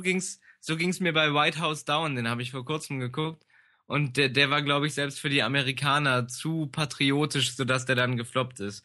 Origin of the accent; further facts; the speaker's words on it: Germany; im Harz, da wo ich herkomme